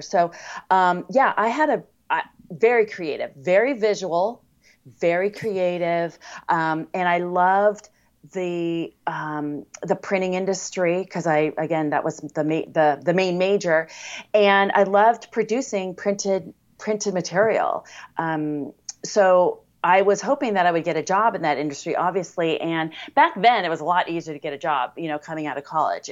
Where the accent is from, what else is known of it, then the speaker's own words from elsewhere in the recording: Coronado, California, United States; I was born in Coronado, California, which is a city in the San Diego area